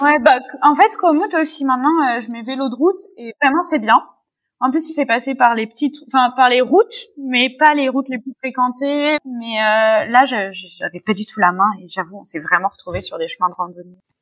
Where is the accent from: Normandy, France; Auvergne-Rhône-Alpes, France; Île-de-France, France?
Île-de-France, France; Paris; je suis parisienne. J'habite à Paris depuis toujours